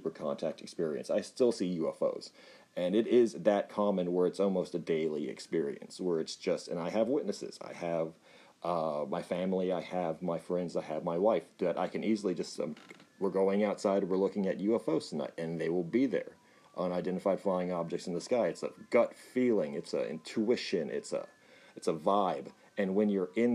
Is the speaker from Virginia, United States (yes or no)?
no; Texas, United States; Yes, I am Texan